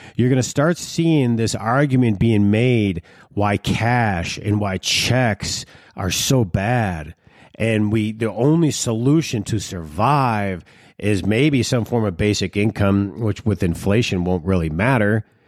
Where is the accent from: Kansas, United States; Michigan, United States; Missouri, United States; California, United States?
Michigan, United States; Detroit; When I was growing up in Detroit, we had a certain lifestyle